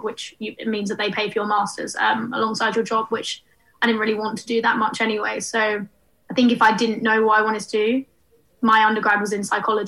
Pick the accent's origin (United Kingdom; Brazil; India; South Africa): United Kingdom; Hertfordshire, East of England; moved away as an adult; now in London, United Kingdom; We're from Hertfordshire originally.